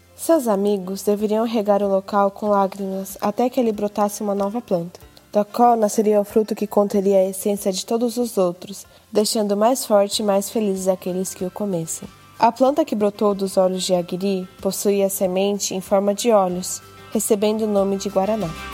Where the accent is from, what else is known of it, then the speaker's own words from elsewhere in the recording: Japan; nasci no Japão e estudei na escola japonesa